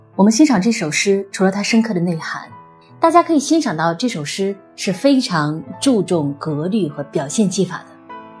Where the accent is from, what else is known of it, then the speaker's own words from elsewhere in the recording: China; 我们中国人